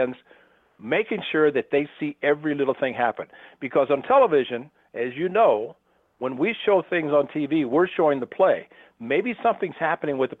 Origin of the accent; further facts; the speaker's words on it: Southern Illinois, United States; growing up in Southern Illinois